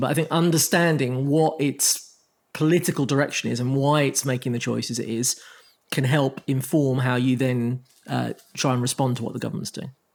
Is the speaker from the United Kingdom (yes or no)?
yes; Croydon, London, United Kingdom; my hometown